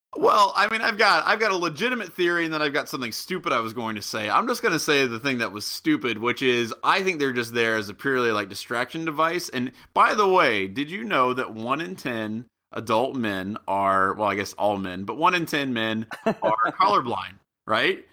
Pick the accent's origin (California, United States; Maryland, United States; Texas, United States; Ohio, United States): Ohio, United States; Southwestern; I'm from Southwestern Ohio.